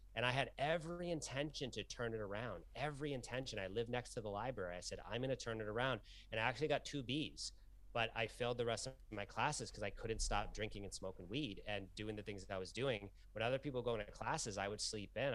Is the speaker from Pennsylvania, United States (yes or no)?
no; Lowell, Massachusetts, United States; I grew up in Lowell, Massachusetts